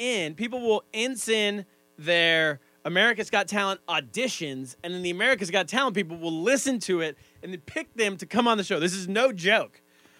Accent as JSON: {"language": "English", "region": "California", "country": "United States", "tie": "born or raised there", "moved": "yes", "lives_now": "New York, United States", "said": "I grew up in California, so there's a lot of Spanish-speaking people. There's Mexican people."}